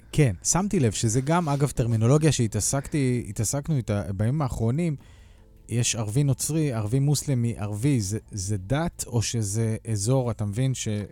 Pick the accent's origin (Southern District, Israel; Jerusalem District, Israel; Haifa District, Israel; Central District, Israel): Haifa District, Israel; Kiryat Yam; moved away; אני גדלתי בקריית ים בילדותי